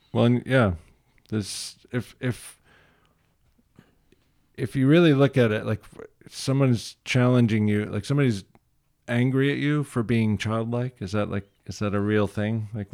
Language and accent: English; Midwest, United States; And I came from the Midwest where people put their dogs in the yard.